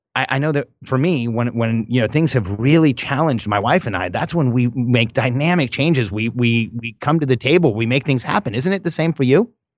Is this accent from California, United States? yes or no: yes; Southern California, United States; also born or lived in Mexico; grew up in Southern California